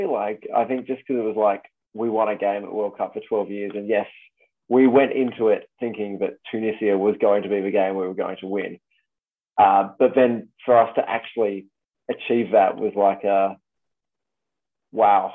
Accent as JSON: {"language": "English", "country": "Australia", "tie": "born or raised there", "said": "I was born in Australia, I'm very proudly Australian."}